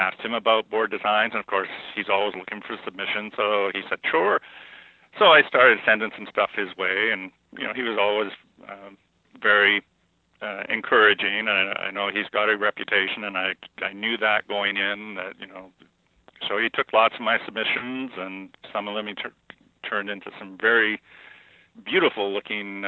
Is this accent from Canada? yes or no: yes; Canada; being Canadian